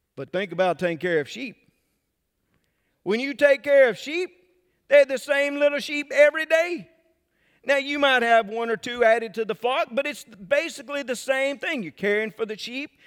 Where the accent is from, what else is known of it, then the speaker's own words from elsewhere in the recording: Mississippi, United States; I'm from Mississippi. I like to pronounce about three extra syllables in every word